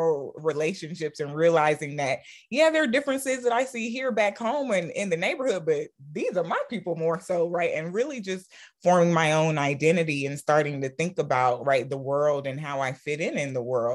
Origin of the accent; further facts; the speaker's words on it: College Park, Georgia, United States; also born or lived in Sierra Leone; growing up in College Park